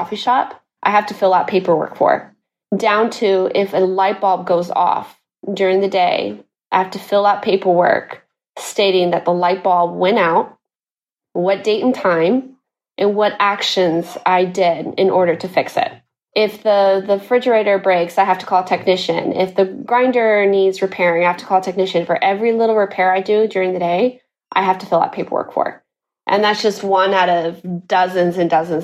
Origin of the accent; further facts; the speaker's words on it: Guatemala; moved away as an adult; also born or lived in Texas, United States; now in Seville, Spain; we were all born and raised in Guatemala. So when the short story, what I give people, just to simplify my story, I just say I'm half-half. I'm half American, half Guatemalan. I was in Guatemala till I was 19 or 20, spent my whole life in Guatemala.